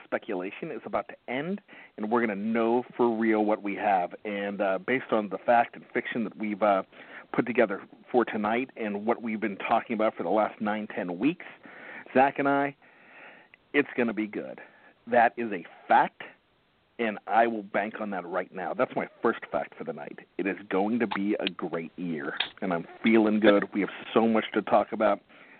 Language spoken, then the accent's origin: English; Pennsylvania, United States; now in Maryland, United States; growing up in Pennsylvania